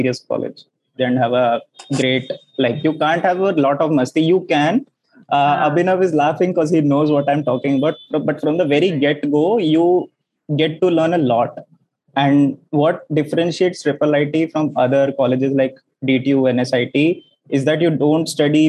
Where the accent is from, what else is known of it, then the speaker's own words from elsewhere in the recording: Delhi, India; moved away as an adult; now in Kozhikode, India; I'm from Delhi. So normal engineer, computer science engineer, and all my education I've done in Delhi as well. So 10th, 12th grad